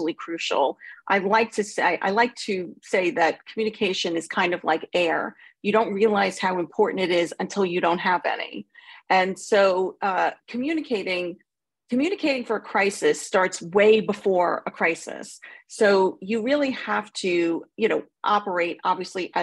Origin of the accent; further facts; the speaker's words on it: Long Island, New York, United States; accent: New York; moved away as an adult; now in United Kingdom; I'm originally from a suburb of New York City. I was born on Long Island